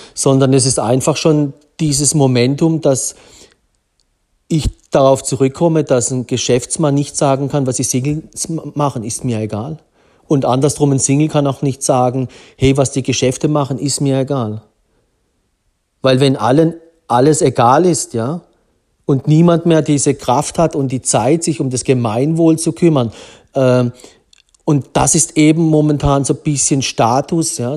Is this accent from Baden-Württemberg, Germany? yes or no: yes; Black Forest, Baden-Württemberg, Germany; vom Schwarzwald, wo ich aufgewachsen bin